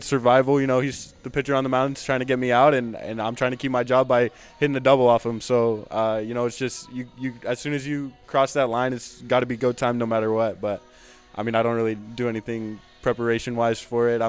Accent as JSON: {"language": "English", "region": "Southern California", "country": "United States", "said": "I'm from SoCal"}